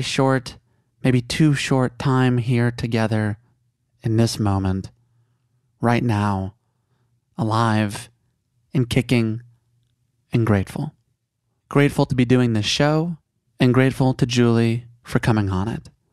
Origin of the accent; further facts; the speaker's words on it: Chicago, Illinois, United States; I grew up in Chicago